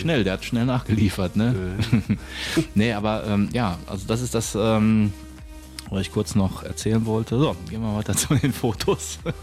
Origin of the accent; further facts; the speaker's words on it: Bochum, North Rhine-Westphalia, Germany; moved away; also born or lived in Düsseldorf; Original, komme ich aus Bochum